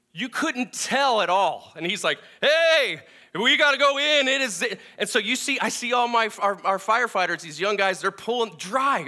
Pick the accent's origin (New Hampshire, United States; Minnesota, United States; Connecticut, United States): Minnesota, United States; I'm from Minnesota.